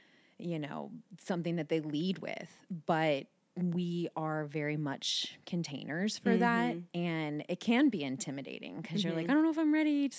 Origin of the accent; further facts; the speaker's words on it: Terrace Park, Ohio, United States; I grew up in Terrace Park.